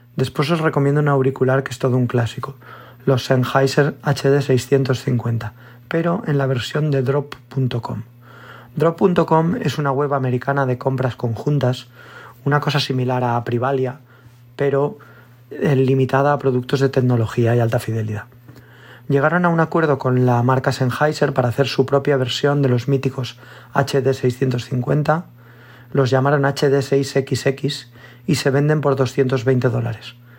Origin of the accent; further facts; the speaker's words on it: Valencia, Valencian Community, Spain; soy de Valencia